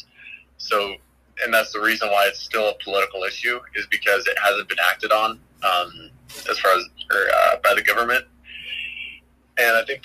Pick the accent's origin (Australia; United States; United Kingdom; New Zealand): United States; Ojai, California; I'm from Ojai, California